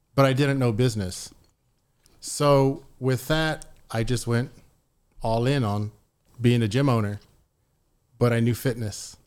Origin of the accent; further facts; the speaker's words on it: San Antonio, Texas, United States; I grew up in San Antonio